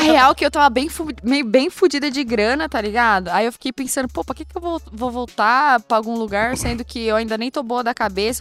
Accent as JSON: {"language": "Portuguese", "region": "southeastern Brazilian coast", "country": "Brazil", "moved": "yes", "lives_now": "São Paulo, Brazil", "said": "eu sou caiçara, né, mano? Tipo, eu vivo da praia. Sempre fui pra praia, sempre morei em lugar de praia."}